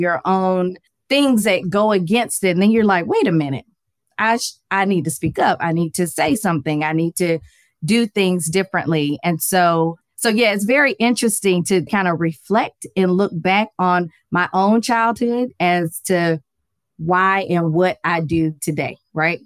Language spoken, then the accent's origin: English; Atlanta, Georgia, United States; I am from Atlanta, Georgia. Born and raised